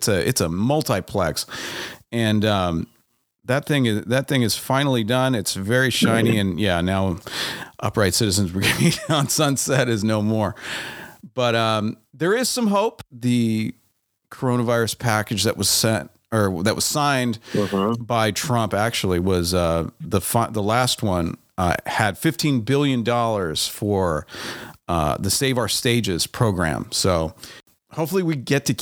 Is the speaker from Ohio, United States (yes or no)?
no; San Diego, California, United States; I grew up in San Diego.